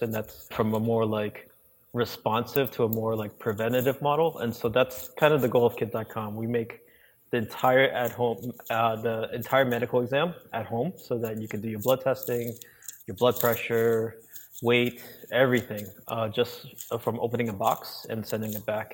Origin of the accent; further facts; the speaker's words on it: New York City, New York, United States; I grew up in New York City, in Brooklyn